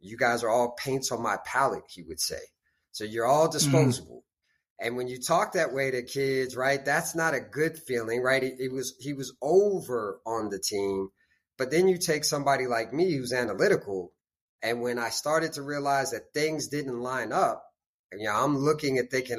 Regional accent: Beirut, Beirut Governorate, Lebanon; born there; also born or lived in United States; Yeah, I was born in the Middle East. I was born in Beirut, Lebanon. And then kind of split my time between the States and the Middle East until I went to college.

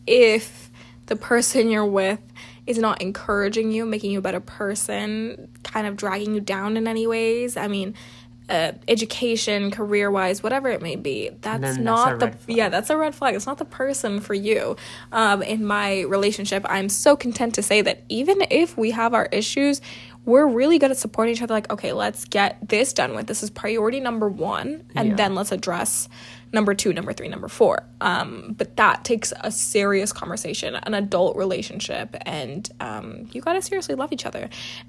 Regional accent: South India, India; our culture, being South Asian, being South Indian, talking about love and how our parents view our relationships

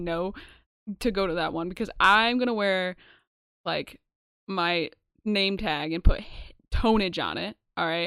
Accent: New York, United States; we're from New York

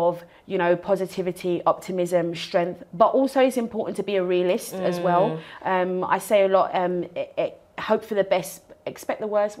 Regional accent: London, United Kingdom; moved away as an adult; I'm originally from North London. Mm-hmm. I grew up in a house with my mum and my sister.

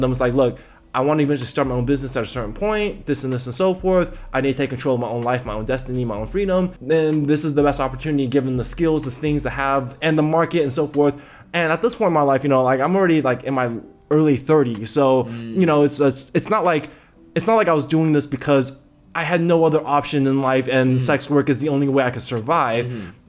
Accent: Taiwan; We're from Taiwan. So Taiwan.

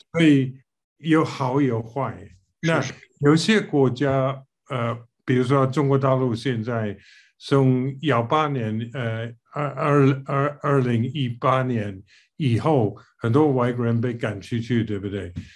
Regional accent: United Kingdom; Chinese is a second language; moved away as an adult; also born or lived in Taiwan / mainland China / Singapore; 虽然我是英国人

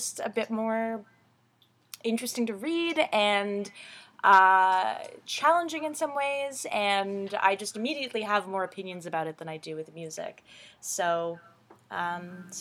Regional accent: Ottawa, Ontario, Canada; also born or lived in Iran; I covered theater in my hometown, in Ottawa, Canada, for a few years.

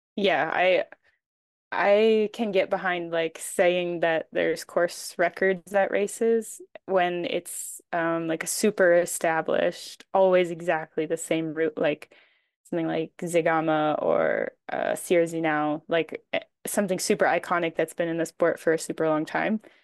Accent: Maine, United States; moved away as an adult; also born or lived in New Hampshire / Utah / Switzerland; now in France; I grew up in Maine

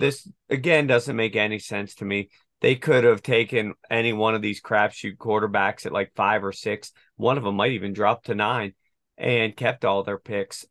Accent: United States; I'm actually an American

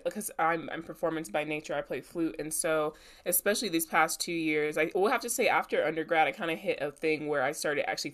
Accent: the South, United States; I'm Black, I'm a woman, I'm from the South

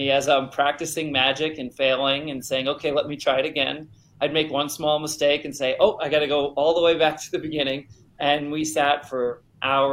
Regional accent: Rhode Island, United States; Didn't have a lot of magicians that I knew at that time in growing up in Rhode Island, or even magic shops.

